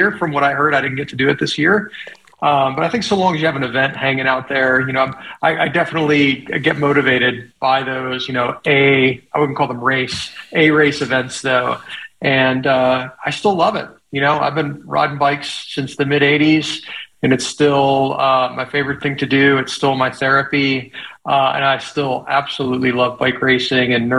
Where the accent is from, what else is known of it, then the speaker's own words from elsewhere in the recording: Little Rock, Arkansas, United States; also born or lived in Colorado; I split time between my hometown of Little Rock and Colorado